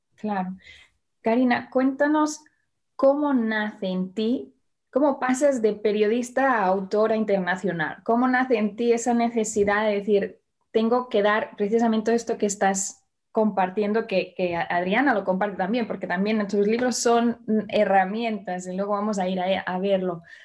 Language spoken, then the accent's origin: Spanish; Barcelona, Catalonia, Spain; yo nací en Barcelona